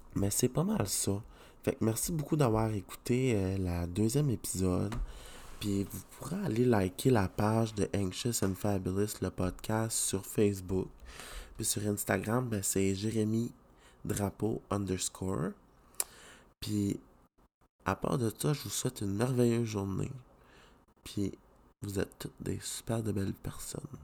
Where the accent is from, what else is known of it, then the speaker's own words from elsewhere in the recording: Canada; je suis content d'être Canadien